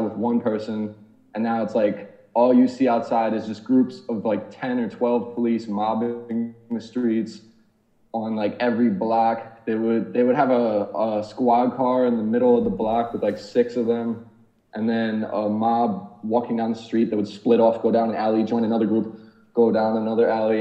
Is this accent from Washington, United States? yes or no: no; New York, United States; accent: American; moved away as an adult; also born or lived in Melbourne, Australia; now in Australia; I'm from New York. I moved to Australia in December, just on the working holiday visa with my girlfriend